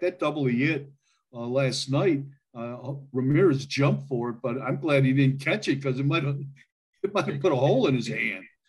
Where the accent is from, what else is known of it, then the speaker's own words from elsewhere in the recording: Milan, Ohio, United States; moved away as an adult; now in Idaho, United States; I grew up there in Milan, Ohio